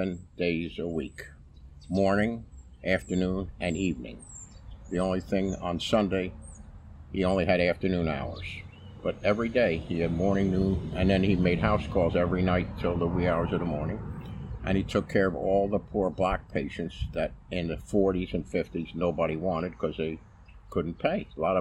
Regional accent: Asbury Park, New Jersey, United States; also born or lived in Interlaken, New Jersey / Bordentown, New Jersey; grew up in Asbury Park. I went to Holy Spirit Grammar School up till the 6th grade, and 7th and 8th grade I went to military school. I went to Bordentown Military Institute in Bordentown, New Jersey.

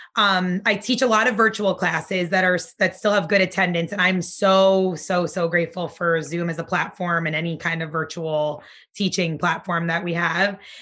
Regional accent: Nutley, New Jersey, United States; also born or lived in Barnegat, New Jersey; now in Asbury Park, United States; eventually we moved to Nutley, New Jersey. That's where I grew up.

